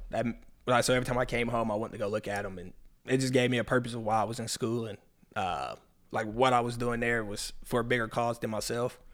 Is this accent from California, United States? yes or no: no; Locust Grove, Georgia, United States; accent: southern; also born or lived in Atlanta, Georgia / Tennessee; when I moved, I moved down to Locust Grove, about the age of seven, eight, seven, eight years old. Moved down to Locust Grove. Been here ever since.